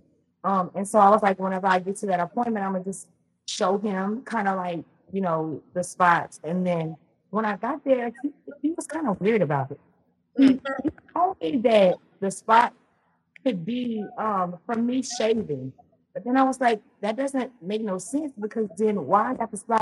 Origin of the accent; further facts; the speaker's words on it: Louisiana, United States; now in Texas, United States; I'm from Louisiana. That's where I'm originally from. Mm-hmm. I'm in Texas now, but I'm from Louisiana. So I grew up in the South.